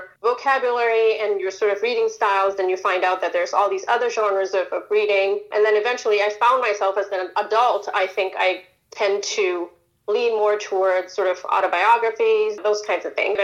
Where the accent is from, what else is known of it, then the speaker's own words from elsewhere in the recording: India; moved away; I was born in India, raised partly in India